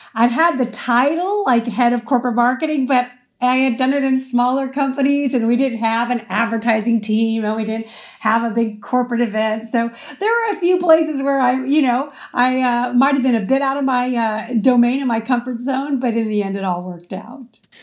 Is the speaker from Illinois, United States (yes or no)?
no; Arizona, United States; moved away as an adult; also born or lived in Houston, Texas; now in California, United States; I grew up in Arizona and I went to college in Houston, Texas.